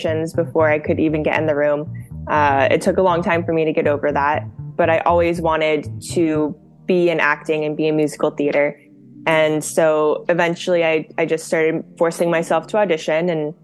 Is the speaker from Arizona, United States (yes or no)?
yes; Scottsdale, Arizona, United States; now in Los Angeles, United States; I grew up in Scottsdale, Arizona